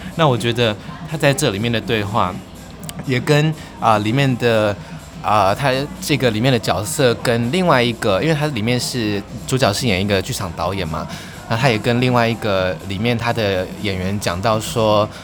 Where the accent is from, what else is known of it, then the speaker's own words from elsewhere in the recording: Taiwan; 我们台湾人，有的人可能会英文啊，会日文啊